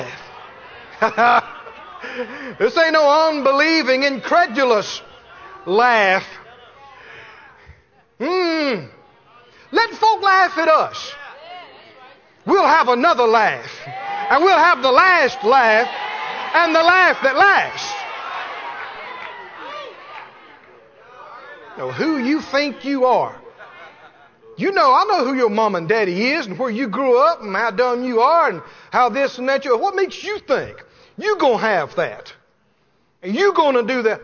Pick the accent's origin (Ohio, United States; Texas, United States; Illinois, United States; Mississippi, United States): Mississippi, United States; I come from Mississippi. We use small words a lot of times where I grew up.